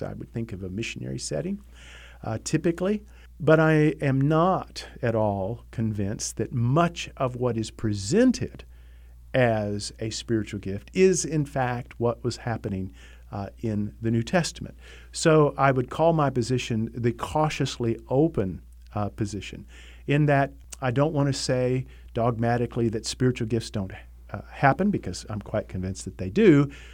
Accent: United States; as an American

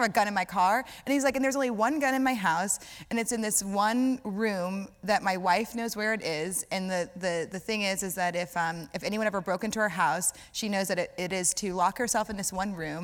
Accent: Louisiana, United States; So I'm from Louisiana

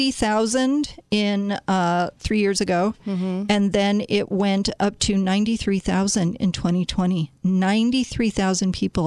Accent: Chicago, Illinois, United States; I happen to know my hometown

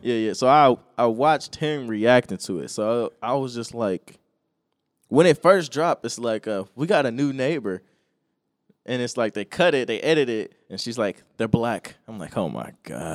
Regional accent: United States

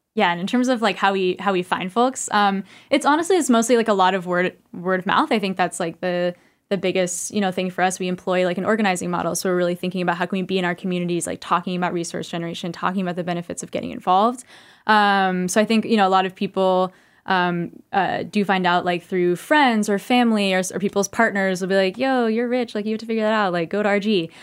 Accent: California, United States; now in New York, United States; I'm from California originally

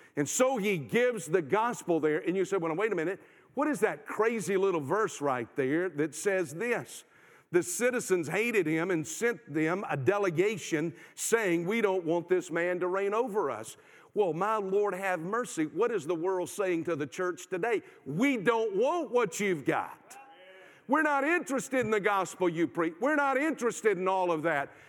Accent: South Carolina, United States; I'm from South Carolina

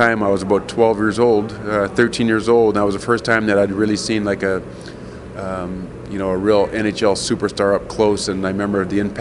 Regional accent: Edmonton, Alberta, Canada; I'm from Edmonton. I played hockey at the old Edmonton Gardens.

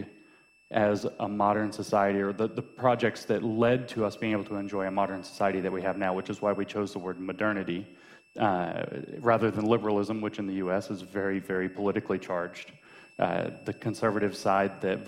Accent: United States; I'm an American and I could just say I'm an American

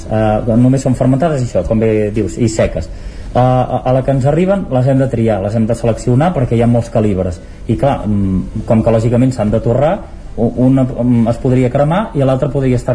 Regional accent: Sant Pau de Segúries, Catalonia, Spain; also born or lived in Barcelona / New York

